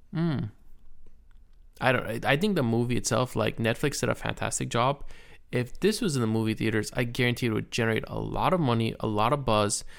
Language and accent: English; United States